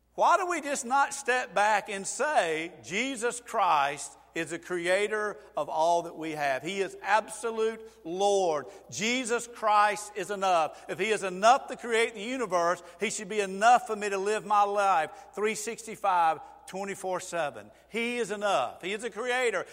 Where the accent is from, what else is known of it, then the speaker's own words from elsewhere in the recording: Georgia, United States; I am from Georgia